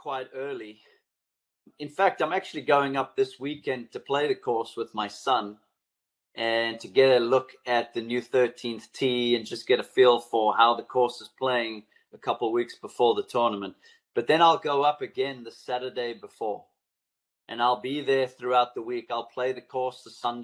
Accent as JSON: {"language": "English", "country": "South Africa", "tie": "born or raised there", "said": "growing up in South Africa and watching the Masters on TV"}